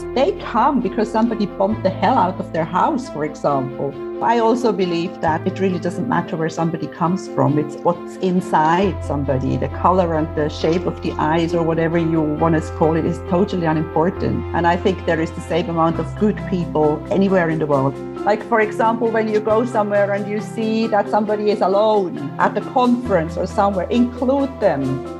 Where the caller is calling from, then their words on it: Cyprus; I am in Cyprus where it's still about, 40 degrees.